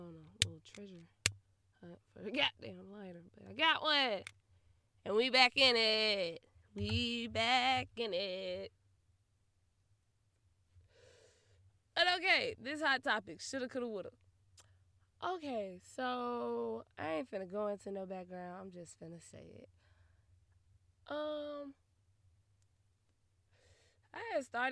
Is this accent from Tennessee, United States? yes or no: yes; Memphis, Tennessee, United States; I'm from Memphis